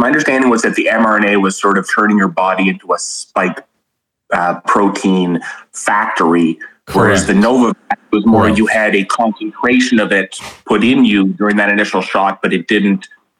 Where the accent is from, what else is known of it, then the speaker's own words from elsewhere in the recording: New Brunswick, Canada; accent: Canadian; I am Canadian. I am from the province of New Brunswick.